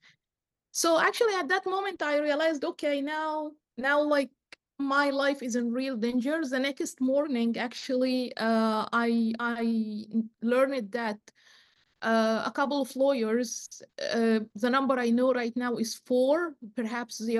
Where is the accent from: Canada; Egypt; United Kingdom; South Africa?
Egypt; moved away as an adult; now in United States; I had to leave my home country, Egypt